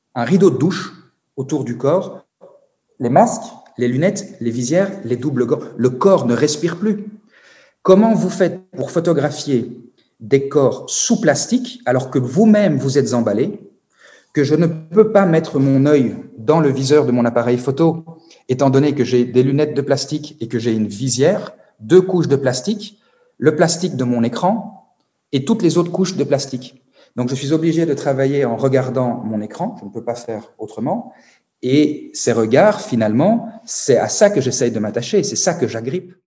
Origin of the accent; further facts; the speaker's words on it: Belgium; chez moi, en Belgique.